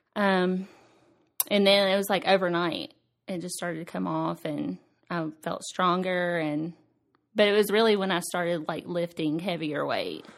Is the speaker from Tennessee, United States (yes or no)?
yes; Nashville, Tennessee, United States; I was born in Nashville, and I've lived here my whole life